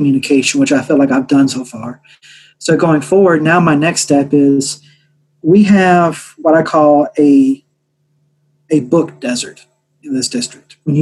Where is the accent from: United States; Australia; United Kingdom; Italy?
United States; Mississippi; moved away as an adult; now in Nashville, United States; born and raised in Mississippi, graduated from Mississippi State University.